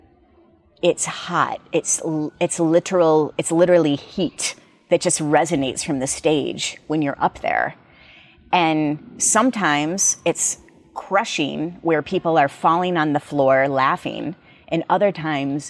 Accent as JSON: {"language": "English", "country": "United States", "said": "we as Americans"}